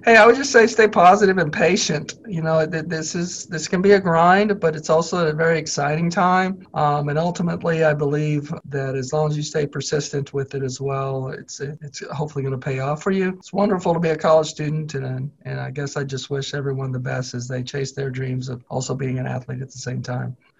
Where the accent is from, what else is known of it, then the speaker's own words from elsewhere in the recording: Mansfield, Missouri, United States; moved away as an adult; now in Lawrence, United States; I'm from Mansfield. It's not a big place